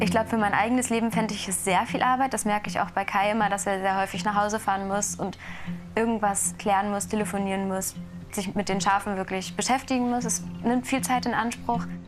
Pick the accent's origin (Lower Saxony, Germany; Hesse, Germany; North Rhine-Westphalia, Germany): Lower Saxony, Germany; Oldenburg; moved away as an adult; now in Göttingen, Germany; komme aber gebürtig aus Oldenburg